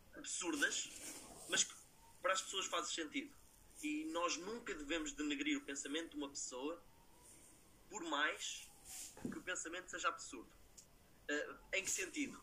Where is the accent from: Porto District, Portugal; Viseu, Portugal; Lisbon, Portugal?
Lisbon, Portugal; Eu sou de Lisboa